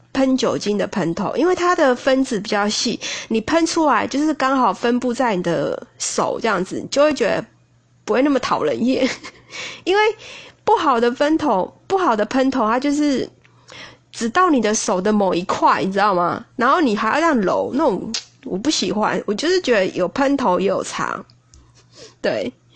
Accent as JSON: {"language": "Chinese", "town": "Taipei", "country": "Taiwan", "said": "对我们台北人来说"}